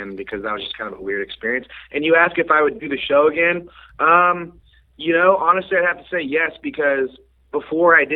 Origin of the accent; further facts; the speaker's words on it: Kansas City, United States; here in Kansas City, which is my hometown.